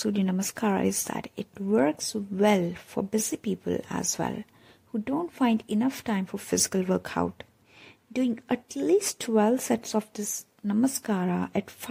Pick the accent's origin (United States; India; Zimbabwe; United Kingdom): India; Hyderabad, Telangana; I'm from Hyderabad